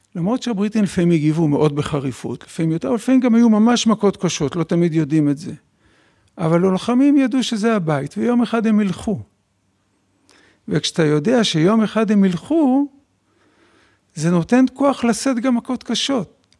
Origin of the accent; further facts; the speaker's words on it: Bnei Brak, Tel Aviv District, Israel; גדלתי במשפחה חרדית בבני ברק